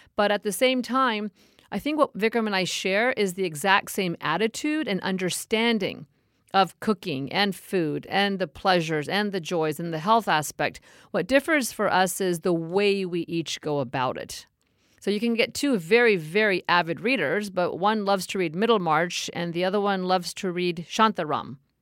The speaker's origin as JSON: {"language": "English", "country": "India", "said": "within India"}